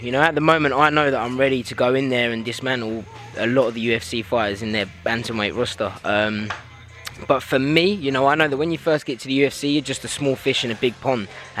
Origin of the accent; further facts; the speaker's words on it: London, United Kingdom; it stays in my hometown.